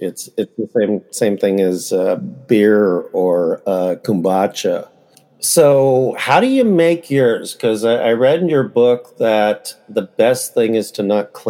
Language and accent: English; Bay Area, California, United States; now in Sacramento, United States; I'm from the Bay Area